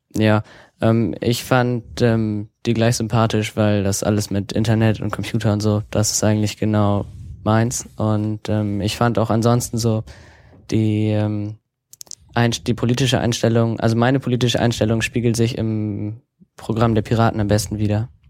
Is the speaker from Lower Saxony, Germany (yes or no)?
yes; Tarmstedt, Lower Saxony, Germany; ich komme aus Tarmstedt in der Nähe von Bremen